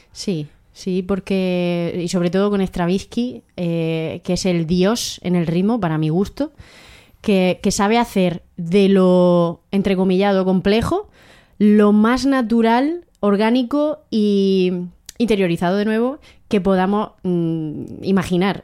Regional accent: Águilas, Region of Murcia, Spain; also born or lived in Abarán, Murcia; Yo nací en Abarán, Murcia, pero he vivido toda mi vida en Águilas, Murcia.

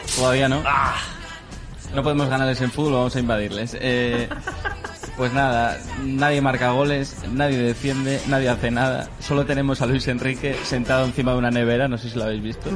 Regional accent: Colunga, Asturias, Spain; para Colunga, para mi pueblo

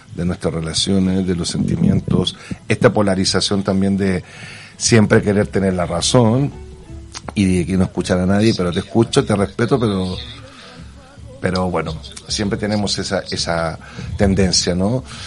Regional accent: Santiago, Santiago Metropolitan Region, Chile; moved away as an adult; now in Barcelona, Spain; soy de Santiago. Santiago adoptado hace 20 años aquí en Barcelona

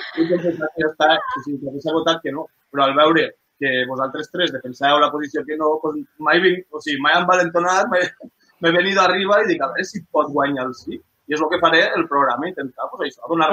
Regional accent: Lleida, Catalonia, Spain; som de Lleida

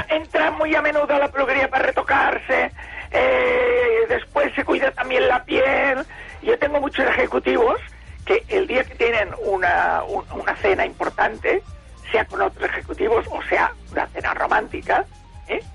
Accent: Barcelona, Catalonia, Spain; also born or lived in Esparreguera; bajé a Barcelona con seis años, desde Esparraguera, que yo nací en Esparraguera y estuve estos seis años. Después iba por los veranos también a Esparraguera pero vivía todo el año en Barcelona

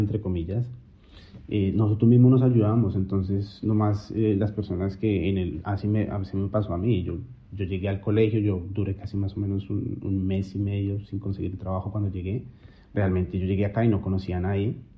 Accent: Colombia; moved away as an adult; now in Australia; Yo solo salí de Colombia pensando que iba por seis meses y volvía

